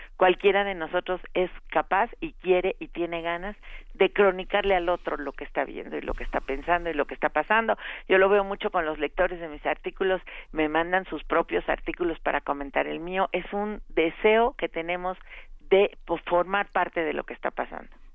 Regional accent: Mexico

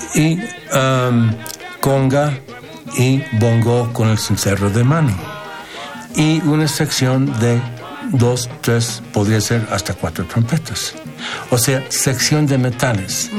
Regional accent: United States; Como estadounidense por nacimiento y formación

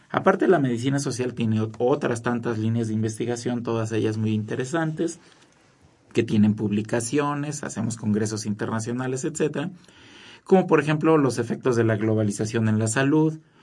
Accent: Mexico

